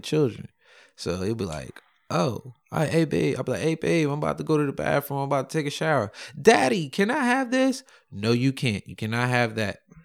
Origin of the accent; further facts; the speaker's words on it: New York, United States; also born or lived in Simi Valley, California; I'm from New York